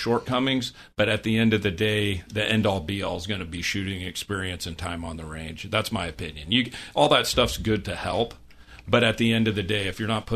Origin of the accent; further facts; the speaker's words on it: Iowa, United States; I was a kid growing up in Iowa, hunting coyotes